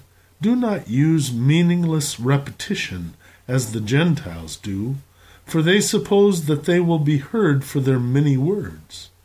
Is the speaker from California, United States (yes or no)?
no; Belmond, Iowa, United States; When I was a boy growing up in Belmont, Iowa